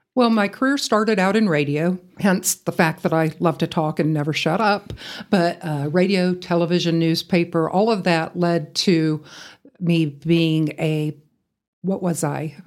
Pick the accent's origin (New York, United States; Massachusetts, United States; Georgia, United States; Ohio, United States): Georgia, United States; Atlanta; moved away as an adult; also born or lived in Iowa; now in Amarillo, United States; growing up in the Atlanta area